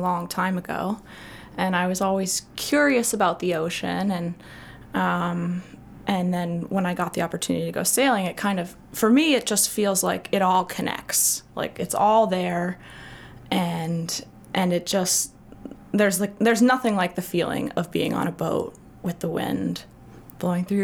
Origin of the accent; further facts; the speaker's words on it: South Portland, Maine, United States; I grew up in South Portland, so just across the bridge